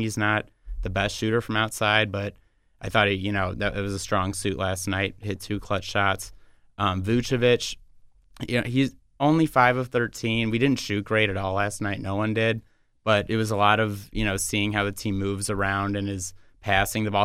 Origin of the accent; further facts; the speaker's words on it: Chicago, Illinois, United States; I'm from Chicago